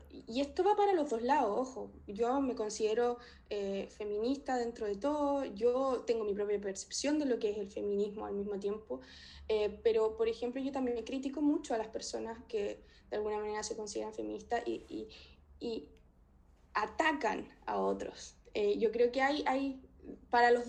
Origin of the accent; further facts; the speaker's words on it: Chile; pero en general, como chilena, eh, lo que más me chocó en un principio es que no podía ver cordillera, no podía ver montañas.